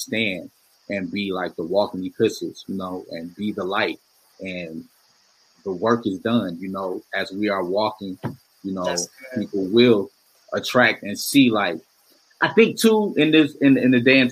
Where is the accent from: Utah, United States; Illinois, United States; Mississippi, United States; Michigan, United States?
Michigan, United States; Detroit; I'm from the wonderful city of Detroit, Michigan